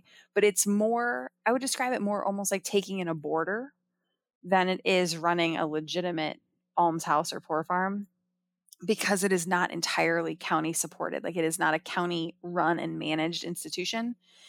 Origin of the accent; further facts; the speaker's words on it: Ohio, United States; I grew up in Ohio. I went to school all over the Midwest.